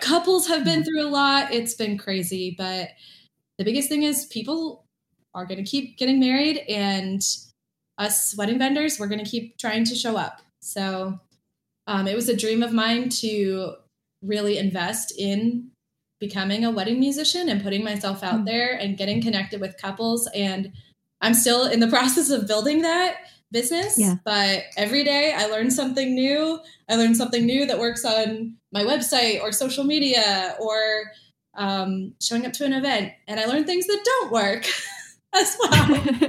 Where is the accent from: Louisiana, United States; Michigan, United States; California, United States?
Michigan, United States; also born or lived in Hawaii; now in Orlando, United States; I grew up in Hawaii as a kid, and when I was about 10, moved to Michigan